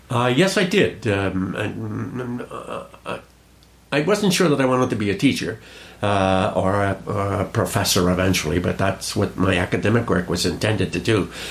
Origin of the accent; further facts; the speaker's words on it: Cranston, Rhode Island, United States; I was born and brought up in Cranston, Rhode Island